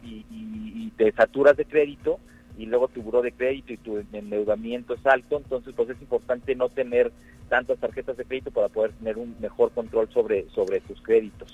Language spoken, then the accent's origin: Spanish; Mexico; nos conocemos como mexicanos